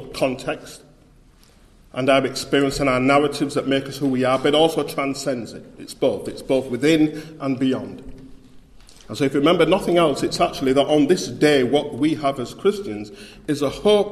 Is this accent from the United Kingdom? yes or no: yes; Bradford, Yorkshire and the Humber, United Kingdom; accent: Yorkshire; moved away as an adult; now in Birmingham, United Kingdom; I was born in Bradford, West Yorkshire, and I grew up in a large city centre mission, Eastbrook Hall Methodist Mission.